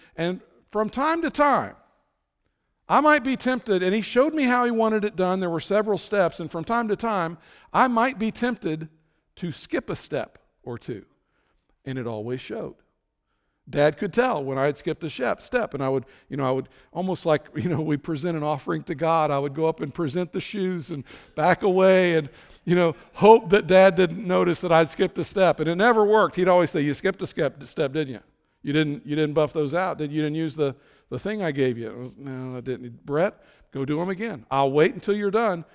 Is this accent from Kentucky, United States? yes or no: yes; Florence, Kentucky, United States; now in Terre Haute, United States; my hometown of Florence, Kentucky